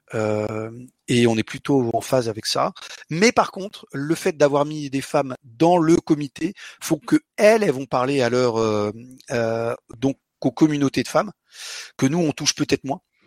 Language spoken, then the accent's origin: French; Portugal; also born or lived in London, United Kingdom / Paris, France; je suis portugais. Là, je vous parle en français, grâce à mon bubble fish, mais je suis portugais. À la maison, on parle portugais